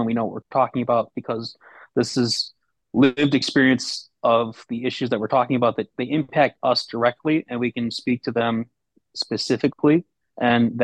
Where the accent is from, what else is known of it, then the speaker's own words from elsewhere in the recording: Rochester, New York, United States; moved away as an adult; now in Baltimore, United States; I'm originally from the Rochester, New York area